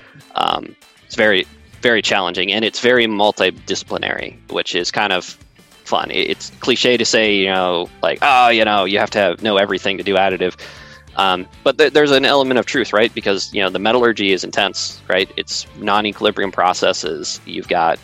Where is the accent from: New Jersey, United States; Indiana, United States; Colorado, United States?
Colorado, United States; I grew up in Colorado